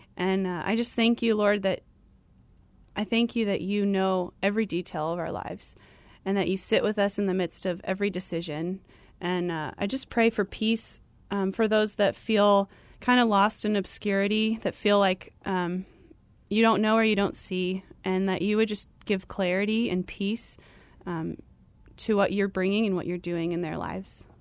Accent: Tucson, Arizona, United States; moved away as an adult; also born or lived in Flagstaff, Arizona / Gainesville, Georgia; I'm from Arizona. I went to school here, um, in Flagstaff and grew up in Tucson

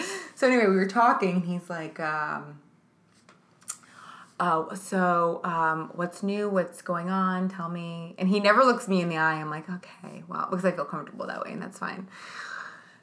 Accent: New York, United States; I'm a New Yorker

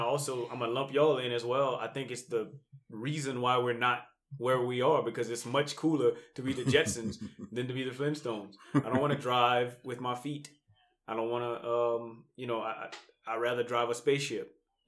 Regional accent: Louisiana, United States; moved away as an adult; I love telling people I'm from Louisiana.

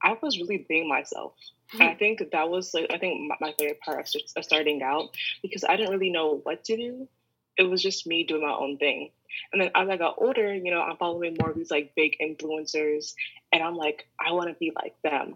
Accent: Columbus, Ohio, United States; moved away as an adult; now in New York, United States; I'm originally from Columbus, Ohio.

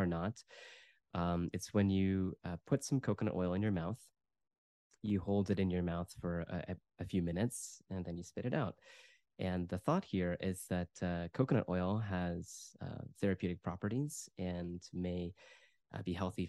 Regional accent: United States; moved away as an adult; also born or lived in United Kingdom; I'm originally from the United States, so I moved back to the US in 2015

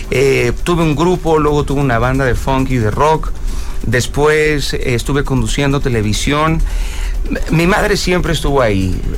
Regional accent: Mexico

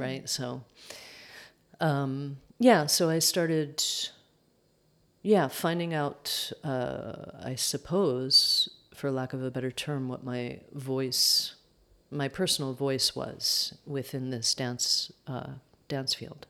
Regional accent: upstate New York, United States; also born or lived in Manhattan, New York; grew up upstate New York about an hour outside of Manhattan

